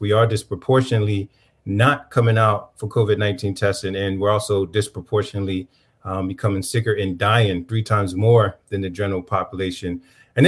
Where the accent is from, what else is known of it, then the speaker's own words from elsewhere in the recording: Camden, New Jersey, United States; When I was growing up in Camden, New Jersey